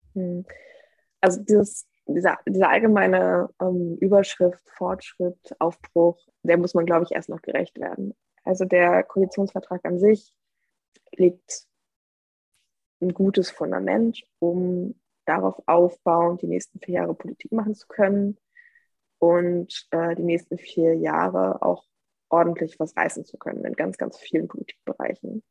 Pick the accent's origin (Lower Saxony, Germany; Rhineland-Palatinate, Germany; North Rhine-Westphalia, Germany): Lower Saxony, Germany; Moringen; in meiner ja, Heimatgemeinde